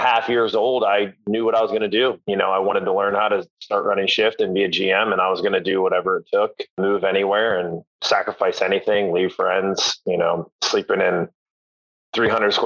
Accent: Huntingdon, Pennsylvania, United States; my hometown of Huntington, Pennsylvania.

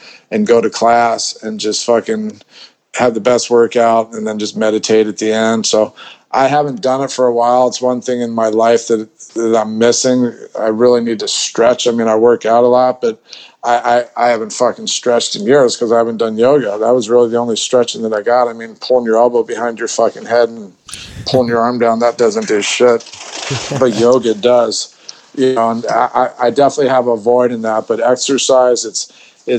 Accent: Colorado, United States; also born or lived in Los Angeles / Philadelphia area; now in Bangkok, Thailand; I grew up in in Colorado

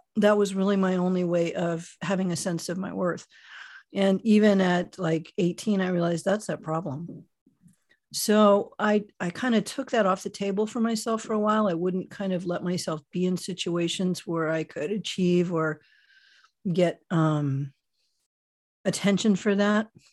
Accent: Miami, Florida, United States; moved away as an adult; also born or lived in Michigan / Germany / London / New York; now in San Francisco Bay Area, United States; I was born in Miami, Florida, only a child, and, uh, got out of there as soon as I was legally old enough to flee.

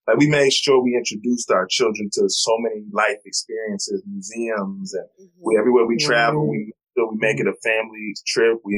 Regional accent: New York, United States; now in North Carolina, United States; I'm originally from New York, but I moved to North Carolina.

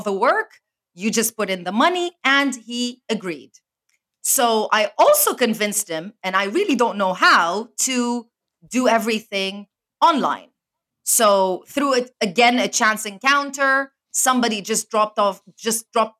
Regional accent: Lebanon; moved away as an adult; also born or lived in Spain / Canada / London; now in Dubai, United Arab Emirates; I am born and raised in Lebanon. So I am from the Middle East

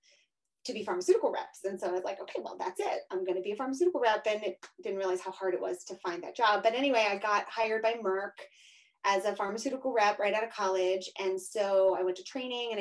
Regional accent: Pennsylvania, United States; moved away as an adult; also born or lived in New York City / Florida; now in Denver, United States; I'm from Pennsylvania originally

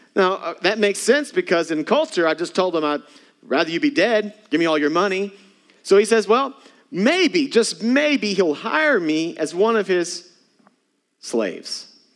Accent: Texas, United States; moved away; I'm from Texas

